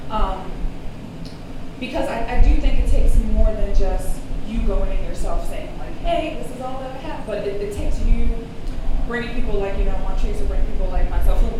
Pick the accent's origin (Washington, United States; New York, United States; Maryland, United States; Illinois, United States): Maryland, United States; Baltimore; I'm from Baltimore